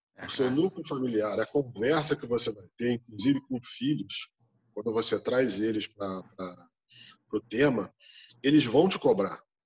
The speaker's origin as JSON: {"language": "Portuguese", "country": "Brazil", "said": "Nós somos brasileiros"}